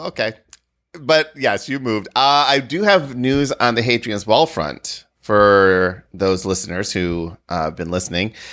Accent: Wisconsin, United States; I grew up in Wisconsin

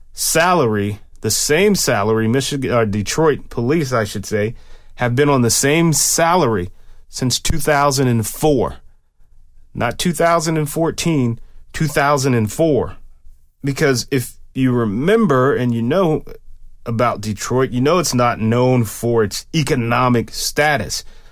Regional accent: Germany; born there; I actually have a birth certificate that has the word Germany in it, because I was born in Germany while my dad was stationed there.

